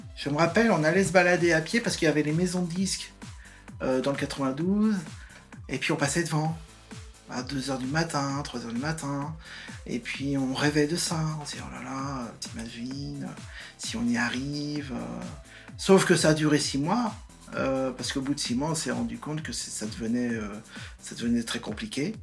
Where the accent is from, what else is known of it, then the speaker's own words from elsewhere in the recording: Nantes, Pays de la Loire, France; moved away as an adult; also born or lived in England / Ain; je suis né à Nantes euh, en mai 67